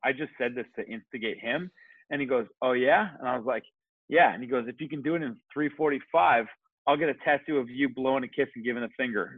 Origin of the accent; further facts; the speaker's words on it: Kitchener, Ontario, Canada; moved away as an adult; also born or lived in New Zealand; now in Toronto, Canada; I grew up in Kitchener, Ontario